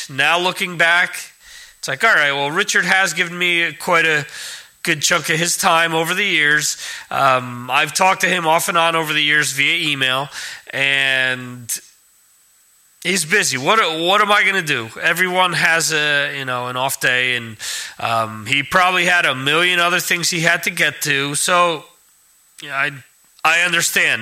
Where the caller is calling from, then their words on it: Spain; I'm calling from Spain